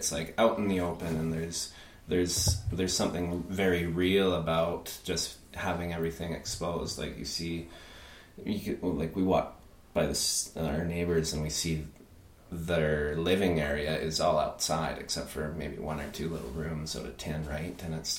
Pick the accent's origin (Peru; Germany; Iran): Peru; I grew up in Peru in a really rigid, military-based school, so completely opposite.